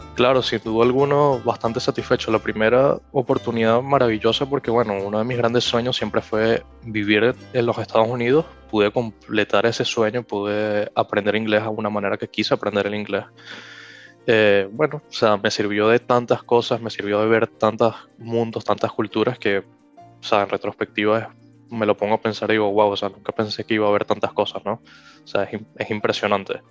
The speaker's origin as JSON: {"language": "Spanish", "country": "Venezuela", "also_born_or_lived": "United States", "moved": "yes", "said": "como venezolano"}